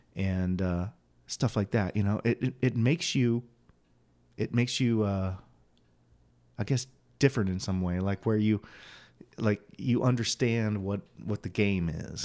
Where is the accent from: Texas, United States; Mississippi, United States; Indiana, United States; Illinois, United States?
Illinois, United States; Quincy; moved away as an adult; now in Phoenix, United States; I grew up in Quincy, Illinois